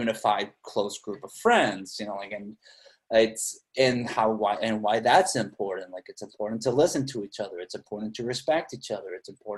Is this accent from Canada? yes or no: no; Mexicali, Baja California, Mexico; moved away; my hometown